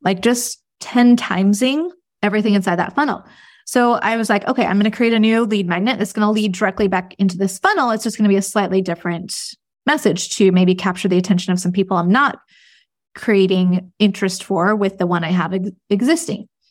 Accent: United States; as an American

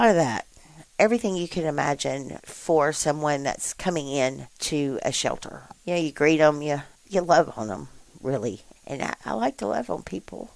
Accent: Columbus, United States; I was born and raised here in Columbus.

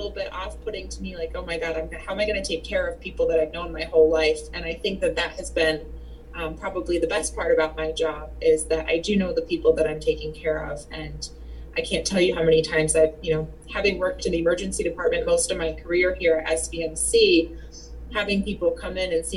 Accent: Bennington, Vermont, United States; I was born and raised in Bennington, finished my high school career out here, graduated from high school from Mount Anthony

